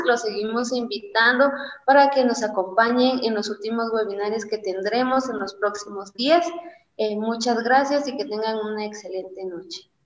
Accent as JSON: {"language": "Spanish", "country": "Guatemala", "said": "a nosotros como estudiantes, como guatemaltecos, como ciudadanos"}